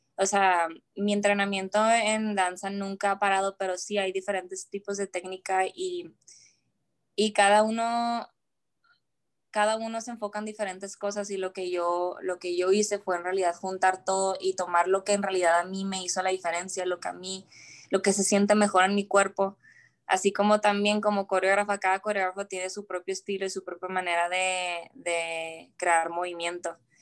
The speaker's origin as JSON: {"language": "Spanish", "town": "Ciudad Juárez", "region": "Chihuahua", "country": "Mexico", "tie": "born or raised there", "moved": "yes", "lives_now": "United States"}